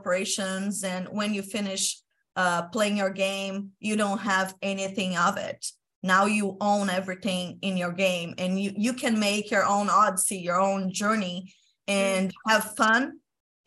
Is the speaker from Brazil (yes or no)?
yes; Brazil; I'm from Brazil